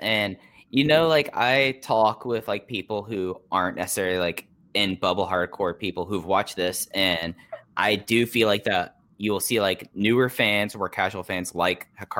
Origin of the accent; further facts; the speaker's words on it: Dallas, Texas, United States; growing up in Dallas Fort Worth